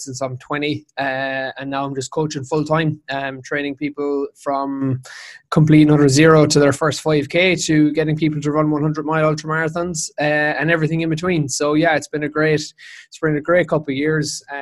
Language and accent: English; Dingle, Munster, Ireland; I'm from West Kerry. I'm from Dingle